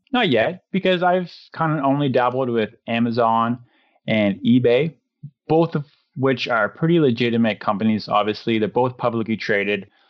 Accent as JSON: {"language": "English", "country": "Canada", "said": "to be from Canada"}